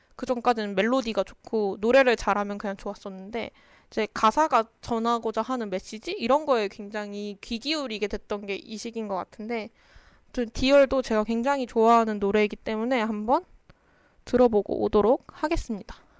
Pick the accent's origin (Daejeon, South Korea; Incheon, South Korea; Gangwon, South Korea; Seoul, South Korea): Daejeon, South Korea; 그래서 저는 대전 사람이라서